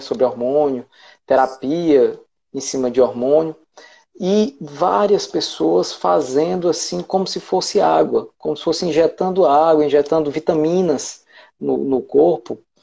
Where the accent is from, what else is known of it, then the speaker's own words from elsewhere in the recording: Ceará, Brazil; eu sou do Ceará